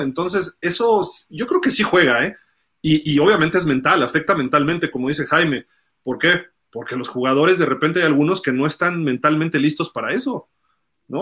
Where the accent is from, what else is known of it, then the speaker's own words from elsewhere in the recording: Mexico City, Mexico; yo soy chilango